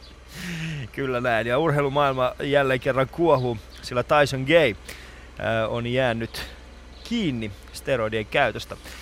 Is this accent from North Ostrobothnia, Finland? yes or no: no; Kuopio, North Savo, Finland; mä oon Kuopiosta nimenomaisesti